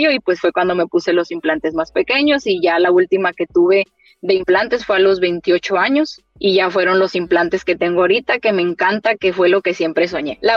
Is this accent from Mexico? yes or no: yes; Mexico; Y yo sufrí mucho de dolores de espalda después de, después del parto y como toda mexicana, ah, es la raquia, ah, es la epidural.